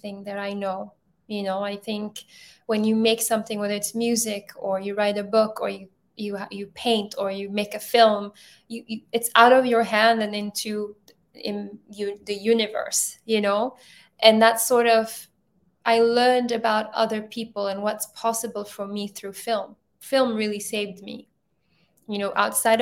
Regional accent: Ethiopia; also born or lived in Europe; now in United States; I'm originally from Ethiopia

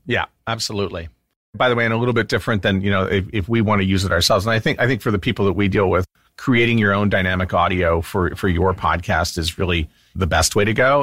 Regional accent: Canada; also born or lived in Winnipeg, Manitoba; I'm Canadian

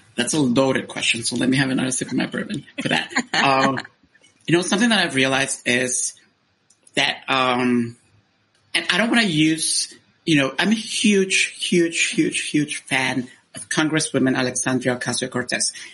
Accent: Honduras; moved away as an adult; I was born in Honduras and I stayed there until I was uh, 18 years old

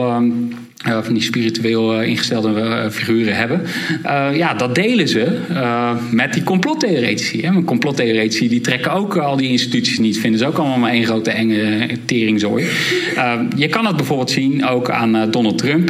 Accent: Rotterdam, South Holland, Netherlands; ik zelf uit Rotterdam kom.

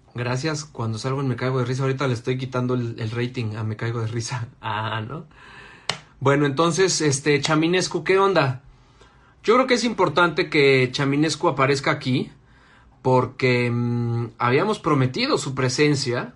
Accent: Mexico City, Mexico; yo soy del poniente, pero de Coajimalpa

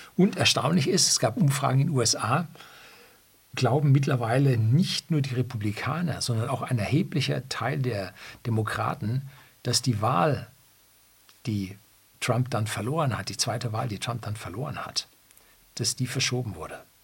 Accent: Bavaria, Germany; also born or lived in Seeshaupt; In Bayern sind wir die einstellige SPD schon lange äh, gewöhnt

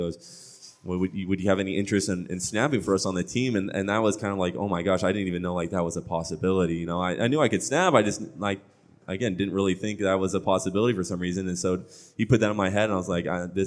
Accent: Orange, California, United States; I come from Orange Lutheran um, you know I, I played private you know Lutheran school

